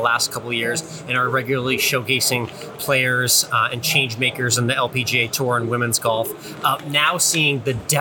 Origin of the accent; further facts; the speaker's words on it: Boston, Massachusetts, United States; moved away; I'm originally from the Boston, Massachusetts area.